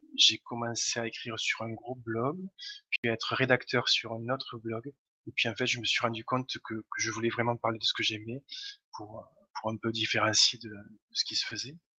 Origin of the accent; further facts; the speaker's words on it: Toulouse, Occitania, France; je viens de Toulouse, mais ça doit s'entendre à, l'accent.